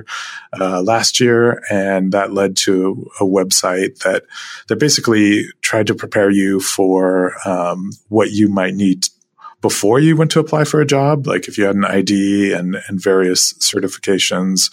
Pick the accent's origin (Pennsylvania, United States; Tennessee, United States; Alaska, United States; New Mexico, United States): Alaska, United States; Anchorage; also born or lived in Fairbanks, Alaska; I was born in Fairbanks, Alaska, and have lived in Anchorage most of my life